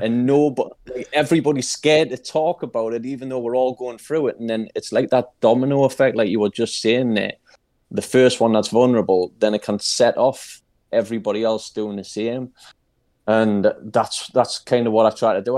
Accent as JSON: {"language": "English", "town": "Newcastle upon Tyne", "region": "North East England", "country": "United Kingdom", "said": "I'm from Newcastle in England, in the U K"}